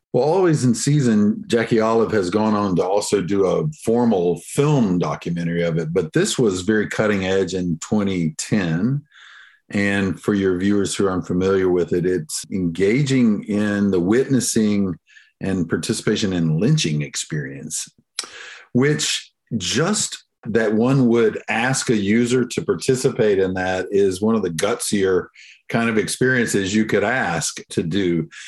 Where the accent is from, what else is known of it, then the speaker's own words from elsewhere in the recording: the South, United States; I'm, of course, from the South. You can probably hear it in my accent. So we're y'all culture down here.